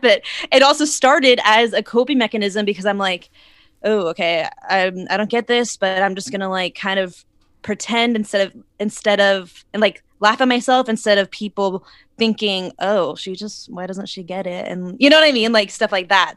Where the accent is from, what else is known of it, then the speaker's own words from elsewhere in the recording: Arizona, United States; moved away as an adult; now in Los Angeles, United States; I'm originally from Arizona, and I moved out to L A about six years ago